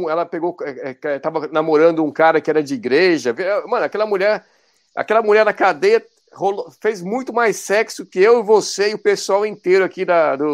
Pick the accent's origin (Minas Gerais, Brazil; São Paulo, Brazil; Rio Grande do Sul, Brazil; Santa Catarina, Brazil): São Paulo, Brazil; Santo André; eu é sou de Santo André.